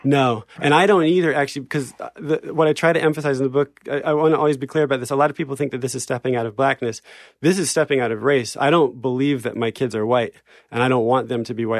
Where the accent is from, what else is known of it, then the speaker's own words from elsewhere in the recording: New Jersey, United States; moved away; also born or lived in France; we were raised in New Jersey